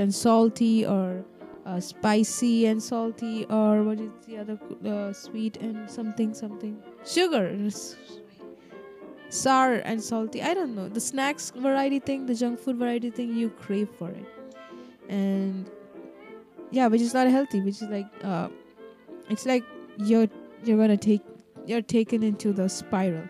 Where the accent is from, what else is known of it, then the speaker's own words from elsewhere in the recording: Kerala, India; I come from Kerala, bro. It always rains here.